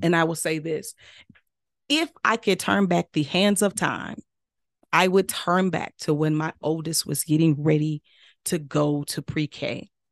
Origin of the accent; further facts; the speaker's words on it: Mississippi, United States; I'm real Southern from Mississippi.